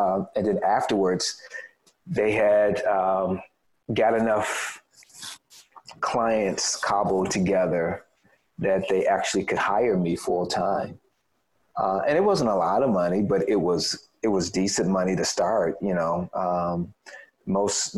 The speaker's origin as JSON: {"language": "English", "town": "Chicago", "region": "Illinois", "country": "United States", "tie": "born or raised there", "said": "We would probably be considered to be kind of middle income family growing up on the South Side of Chicago"}